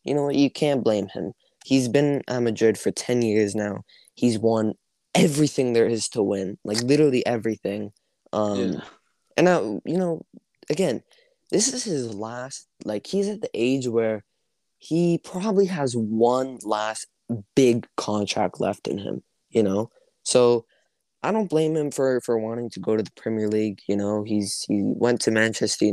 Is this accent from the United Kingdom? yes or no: no; Canada; I play hockey, actually, because I'm from Canada